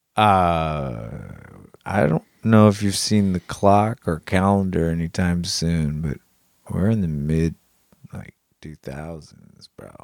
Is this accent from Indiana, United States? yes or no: yes; Indianapolis, Indiana, United States; I'm from Indy